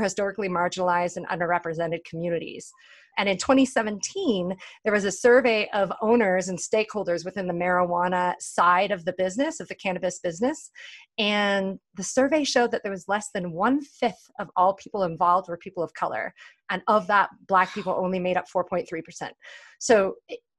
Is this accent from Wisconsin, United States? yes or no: no; California, United States; Oakland, which is just about 30 minutes from where I grew up in California